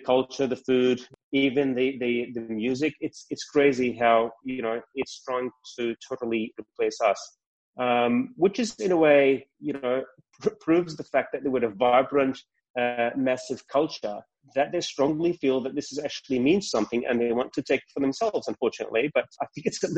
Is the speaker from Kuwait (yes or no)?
yes; Kuwait; also born or lived in Palestine (ancestry); now in Australia; I was born in Kuwait. I don't call that home.